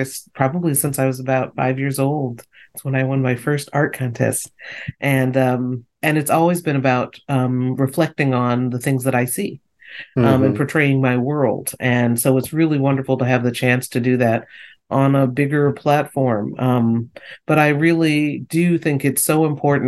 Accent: Northeast, United States; growing up in the Northeast where it snowed

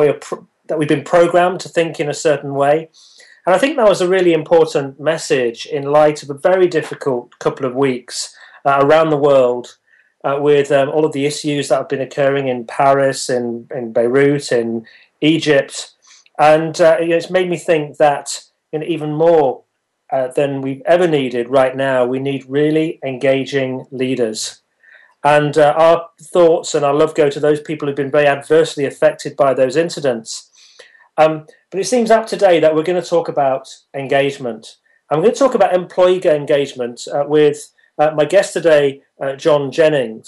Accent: Leicester, East Midlands, United Kingdom; my hometown of Leicester

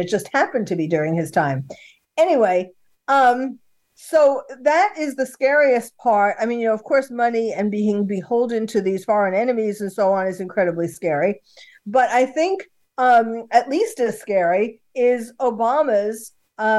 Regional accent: New York City, New York, United States; now in California, United States; I was born and bred in New York City, although I was living in California by then

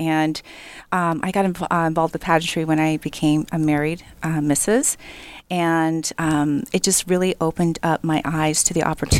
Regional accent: South Korea; You know, I grew up in Korea in a cement box.

